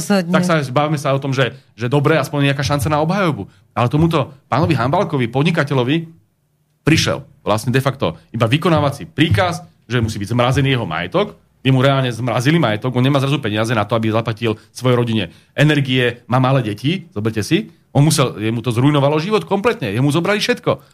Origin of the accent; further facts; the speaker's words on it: Slovakia; my máme radi Slovensko, lebo sme Slováci